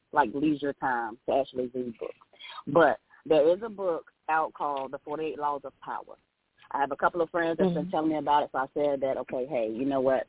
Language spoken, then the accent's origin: English; Elizabeth City, North Carolina, United States; now in Raleigh, United States; I'm originally from Elizabeth City. That's my hometown